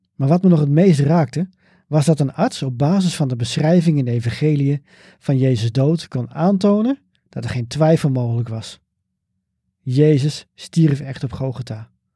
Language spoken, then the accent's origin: Dutch; Bunschoten-Spakenburg, Utrecht, Netherlands; Bunschoten Spakenburg, waar ik ben opgegroeid.